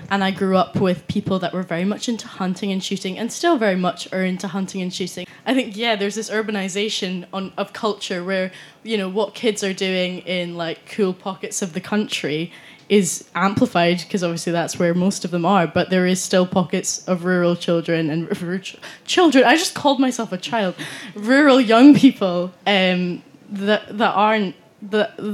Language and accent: English; Galashiels, Scotland, United Kingdom; accent: Scottish; I'm from Scotland. I don't know if you could tell by the accent already. Um, and I grew up in the Scottish borders in a town called Galashiels where there was 300 or something, the population. I still live there